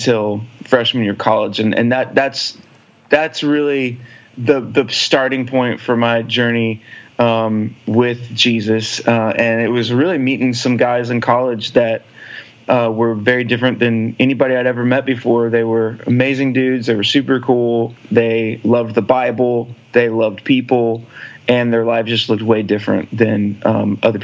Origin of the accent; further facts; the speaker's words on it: Alpine, Texas / Houston, United States; also born or lived in Nashville, Tennessee; now in Austin, United States; I grew up out in West Texas, a little small town called Alpine, Texas, which is in the middle of nowhere, just a little bit north of Big Bend National Park.